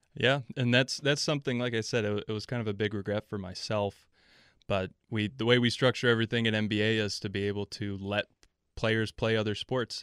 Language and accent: English; El Paso, Texas, United States; moved away as an adult; also born or lived in Milwaukee, Wisconsin; I was born on the south side of Milwaukee and then, uh, moved to El Paso, Texas for middle school and high school